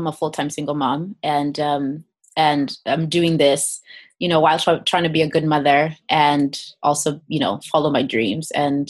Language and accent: English; Kenya; So I grew up in Kenya and actually started singing when I was about 5 years old.